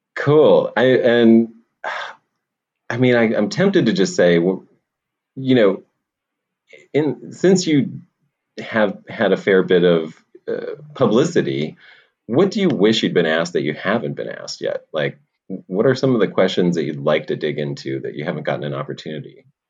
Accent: Pennsylvania, United States; I'm from Pennsylvania, a small valley in in the mm. south central part of Pennsylvania

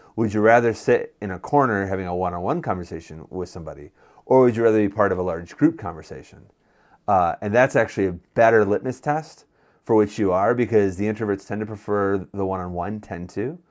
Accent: Western New York, United States; moved away as an adult; I'm from Western New York

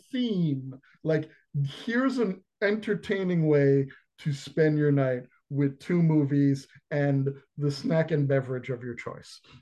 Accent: New York, United States; growing up in New York

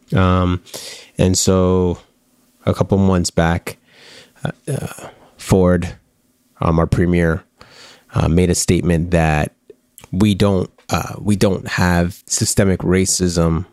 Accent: Canada; we're Canadian

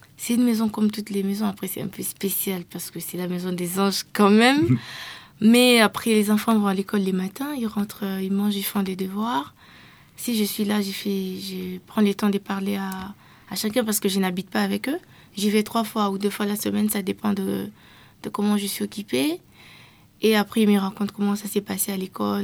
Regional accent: DR Congo; je viens de la RDC

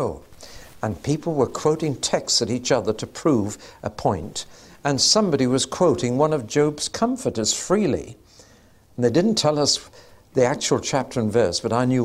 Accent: England, United Kingdom; we're English

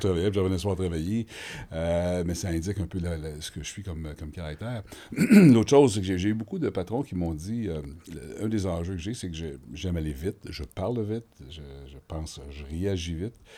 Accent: Montreal, Quebec, Canada; J'ai été élevé à Hansik, dans le quartier nord de, Montréal.

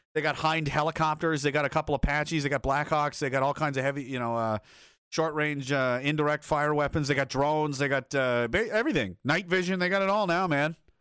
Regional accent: rural Nova Scotia, Canada; also born or lived in Saskatoon; fishing towns of, uh, you know, rural Nova Scotia

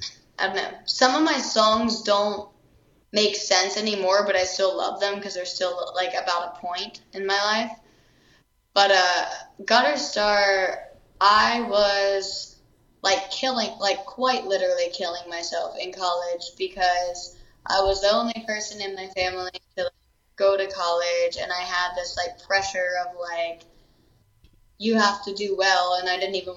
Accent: York, Pennsylvania, United States; moved away as an adult; now in Austin, United States; I'm from York, Pennsylvania

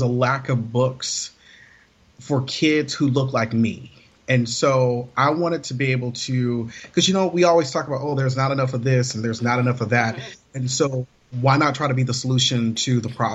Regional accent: Alabama, United States; growing up in Alabama, you know, I wasn't raised to eat asparagus

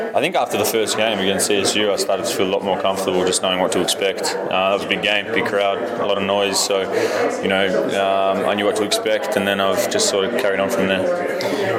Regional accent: Melbourne, Victoria, Australia; moved away as an adult; now in Boulder, United States; away from Melbourne, away from home

